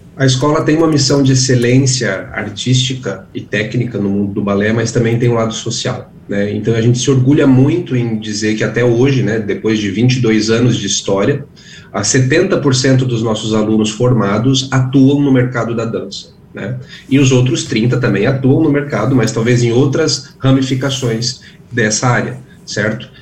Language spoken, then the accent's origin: Portuguese; Brazil; como bom brasileiro